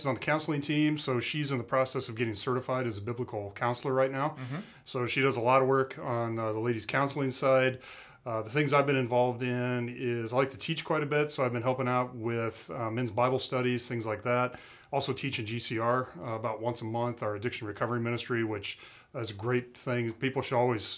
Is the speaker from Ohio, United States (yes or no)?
no; Lincoln, Nebraska, United States; moved away as an adult; now in Iowa, United States; I grew up in Lincoln, Nebraska. We moved over to Iowa 20 years ago for a job.